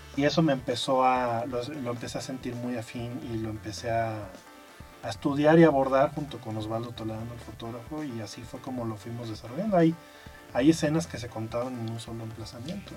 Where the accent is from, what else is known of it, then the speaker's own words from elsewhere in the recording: Aguascalientes, Mexico; moved away; yo soy de Aguascalientes.